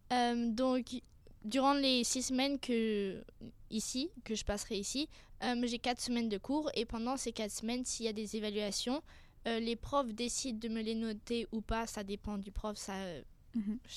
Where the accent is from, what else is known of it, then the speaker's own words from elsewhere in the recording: France; also born or lived in Singapore; Alors c'est un peu compliqué, mais je suis française et je suis née à Singapour, donc qui est située en Asie.